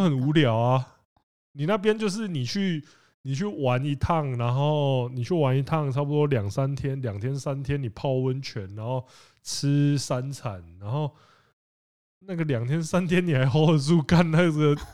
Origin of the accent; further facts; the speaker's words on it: Penghu County, Taiwan; moved away; also born or lived in Kaohsiung / Taipei; 我，我是澎湖人